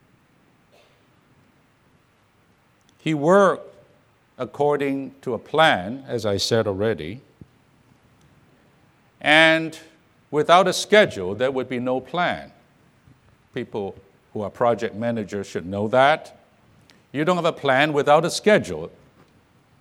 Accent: Orange County, California, United States; I come from Orange County, California

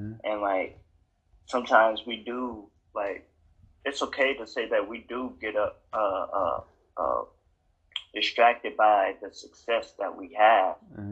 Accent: Wisconsin, United States; moved away as an adult; also born or lived in Iowa; now in Las Vegas, United States; I'm from Wisconsin

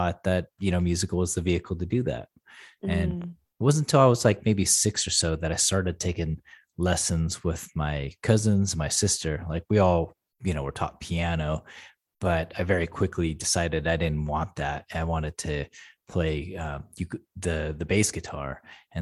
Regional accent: San Diego, California, United States; moved away as an adult; also born or lived in Portland, Oregon; I grew up in San Diego, California, kind of the early 80s

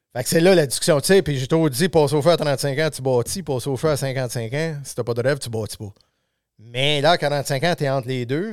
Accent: Saint-Nazaire-d'Acton, Quebec, Canada; j'ai grandi à Saint-Nazaire, pas loin du village

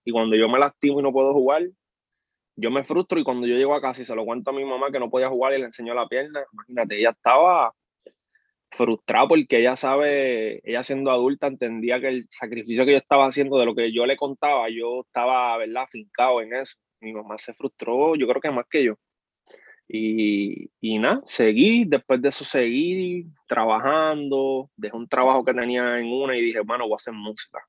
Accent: Puerto Rico; Allá bien boricua, yo soy boricua

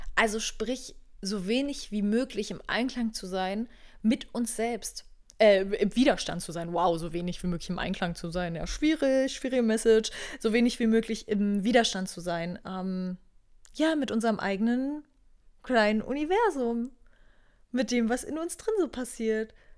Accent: Berlin, Germany; moved away as an adult; Ich komme auch ursprünglich aus Berlin. Also wenn ich irgendeinen Ort auf dieser Welt als Heimat betiteln würde, wäre es wahrscheinlich Berlin.

